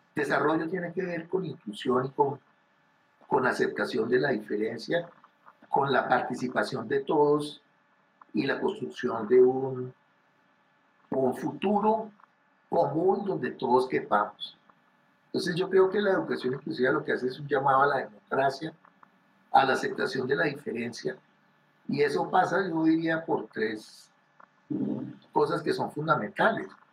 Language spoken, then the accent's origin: Spanish; Colombia; a nosotros particularmente como colombianos